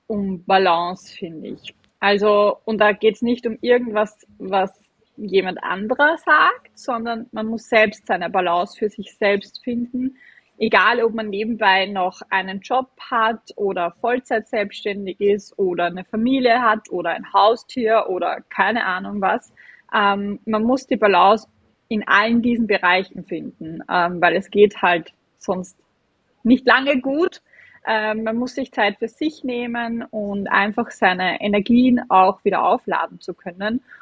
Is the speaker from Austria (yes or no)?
yes; Vienna, Austria; accent: Viennese/Austrian dialect; ich bin ähm, aus Wien und aus Österreich. Man hört es auch vom, vom, vom Dialekt her ein bisschen